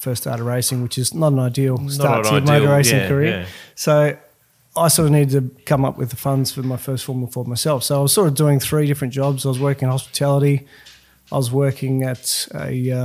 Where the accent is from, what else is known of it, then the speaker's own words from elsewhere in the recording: Queensland, Australia; I'm a Queenslander